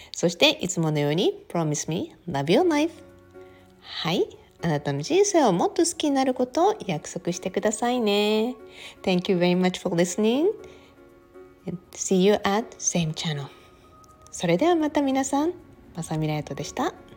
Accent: Okinawa, Japan; 私沖縄生まれで沖縄育ちなので

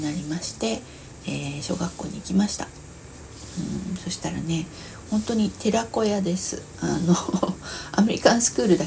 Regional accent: Vientiane, Vientiane Prefecture, Laos; born there; 私あの海外で生まれてるんだけれども、えー、そうそれもまあショッキングなんですけどね、えー、そう50年前に、ラオスのビエンチャンっていう国で生まれたんだけれども53年前か

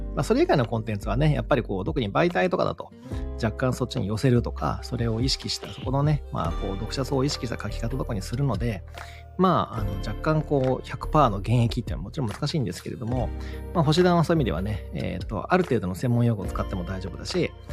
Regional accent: Kagawa, Japan; 僕とすごい出身地が、てかまあ彼も香川出身

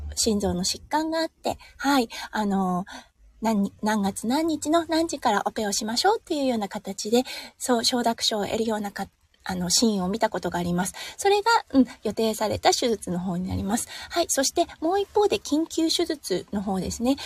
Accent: Iwate, Japan; moved away as an adult; now in Australia; 岩手県出身なので

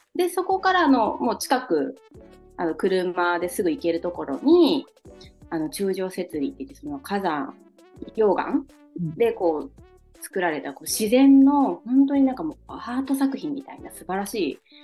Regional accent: Nagasaki, Japan; 地元が長崎県なので

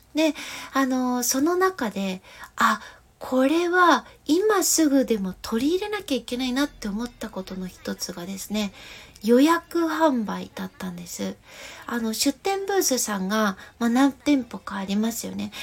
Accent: Gifu, Japan; 私の地元岐阜県の、えー、岐阜市に柳ヶ瀬という大き

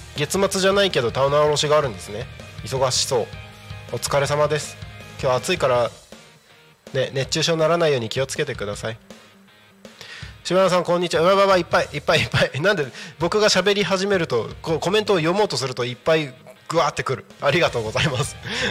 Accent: Takko, Aomori, Japan; 自分の地元のね青森県田子町

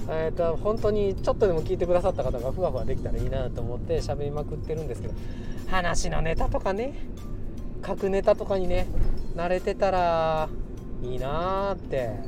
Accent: Kansai, Japan; accent: Kansai; moved away; 僕関西人もともと関西人でついにね関西にいる時間よりもちょっと関西から出た時間の方が長いんでもう最近関西弁抜けちゃってて困ってるんですけど

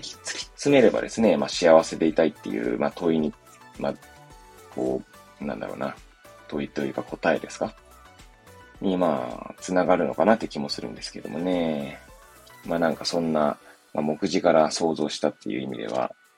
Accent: Hachioji, Tokyo, Japan; moved away as an adult; now in Kamaishi, Japan; 私の実家の八王子とかに

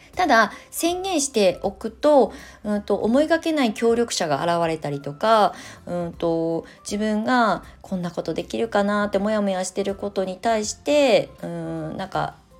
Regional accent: Kasama, Ibaraki, Japan; moved away as an adult; also born or lived in Tokyo; now in Shonan, Japan; 自分が生まれ育ったその場所

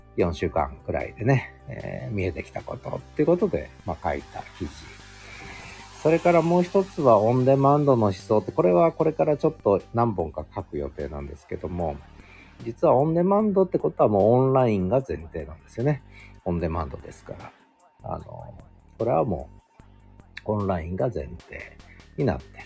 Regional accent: Tochigi, Japan; moved away; 私が、えー、幼少の頃栃木で過ごした

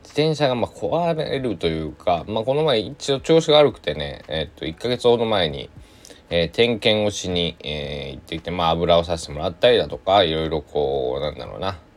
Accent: Shikoku, Japan; 生まれ育った、まあ、暮らしてる四国ではね

